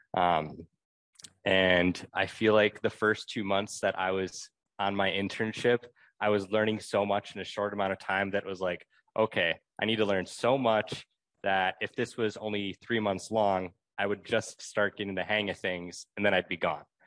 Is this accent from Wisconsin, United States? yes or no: yes; Milwaukee, Wisconsin, United States; I'm originally from Milwaukee